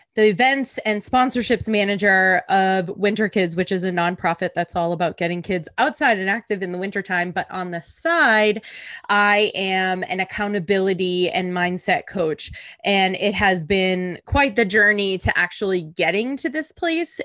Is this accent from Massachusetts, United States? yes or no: yes; Boston, Massachusetts, United States; moved away; also born or lived in New York City; I'm originally from the Boston area